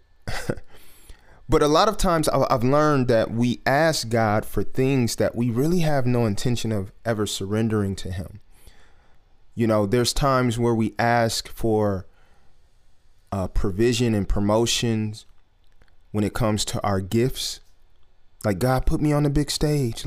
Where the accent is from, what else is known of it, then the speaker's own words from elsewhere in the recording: Detroit, Michigan, United States; just growing up in Detroit and growing up around industry people here in Detroit